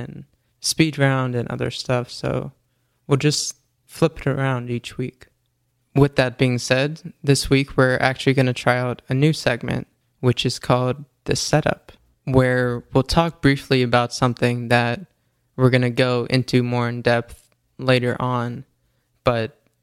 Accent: New York, United States; I'm a New Yorker, born and raised

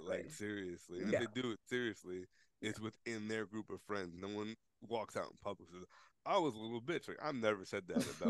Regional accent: New York, United States; I grew up in New York. I worked in New York City.

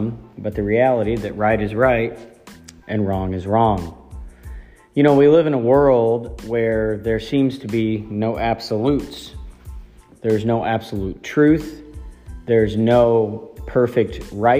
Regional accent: Ohio, United States; moved away as an adult; I grew up in Ohio. I've been gone as long as I grew up there.

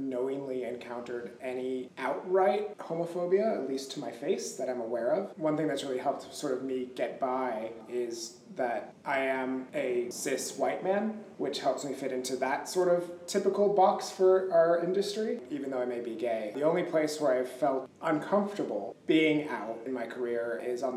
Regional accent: Los Angeles, California, United States; also born or lived in New York City; I am born and raised in Los Angeles

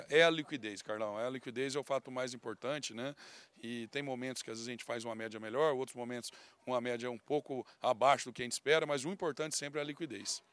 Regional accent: Mato Grosso do Sul, Brazil; a gente foi criado aí no Mato Grosso do Sul

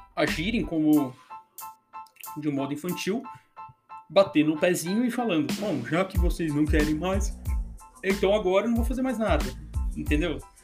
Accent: Brazil; nós como, como, como, brasileiros

